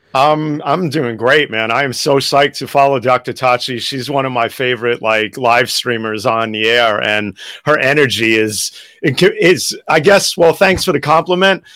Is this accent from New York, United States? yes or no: yes; New York City, New York, United States; growing up in Greenwich Village